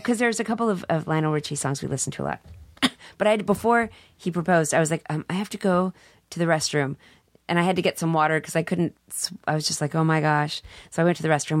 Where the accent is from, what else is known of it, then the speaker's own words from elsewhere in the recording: Dallas, Texas, United States; I'm from Dallas